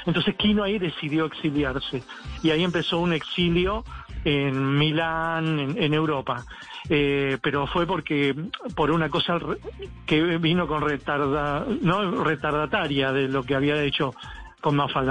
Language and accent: Spanish; Argentina; en mi país